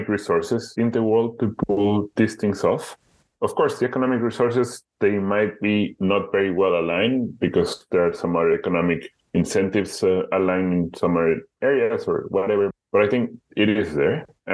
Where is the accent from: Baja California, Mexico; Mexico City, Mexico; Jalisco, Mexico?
Jalisco, Mexico; Guadalajara; moved away as an adult; also born or lived in Budapest, Hungary; now in Amsterdam, Netherlands; My hometown, Guadalajara, it is a city of 5.3 million inhabitants. It is the second or third largest city in Mexico